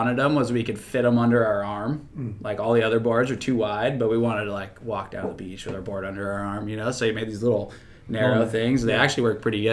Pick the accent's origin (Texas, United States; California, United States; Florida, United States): California, United States; San Diego; I grew up in Claremont